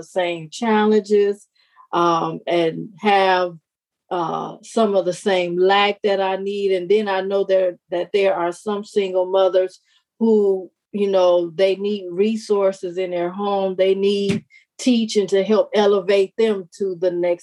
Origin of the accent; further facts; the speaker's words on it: Detroit, Michigan, United States; I was born and raised in Detroit, Michigan